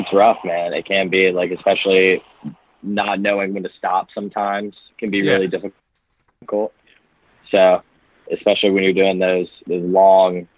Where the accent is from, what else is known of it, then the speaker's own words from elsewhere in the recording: Alabama, United States; moved away as an adult; now in Nashville, United States; I'm originally from Alabama and moved up to Nashville area about like almost four and a half years ago to start school